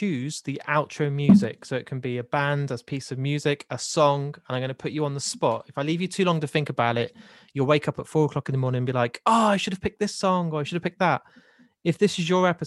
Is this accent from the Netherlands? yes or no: no; United Kingdom; I'm British.